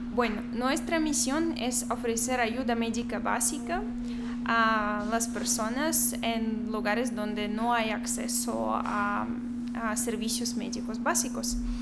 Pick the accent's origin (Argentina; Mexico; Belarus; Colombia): Belarus; Spanish is a second language; moved away as an adult; also born or lived in Minsk; now in Guatemala; soy de Bielorrusia, yo tengo 25 años